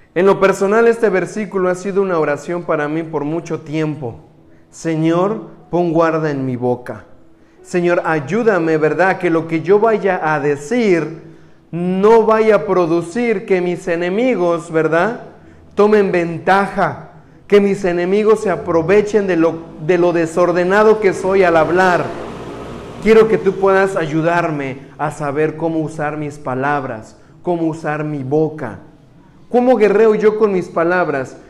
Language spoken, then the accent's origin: Spanish; Mexico; moved away; soy mexicano